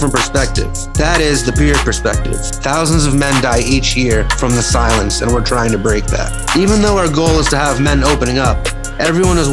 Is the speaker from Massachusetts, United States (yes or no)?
yes; Leominster, Massachusetts, United States; because I'm from Leominster